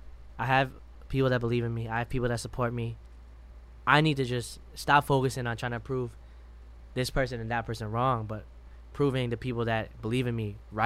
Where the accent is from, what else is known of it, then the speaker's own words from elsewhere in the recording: Madison, Wisconsin, United States; moved away; growing up in Madison.